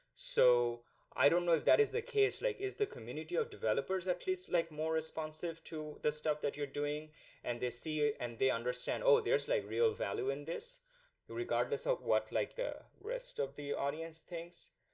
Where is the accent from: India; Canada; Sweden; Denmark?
India; first language Bengali; English is a second language; when we were growing up in India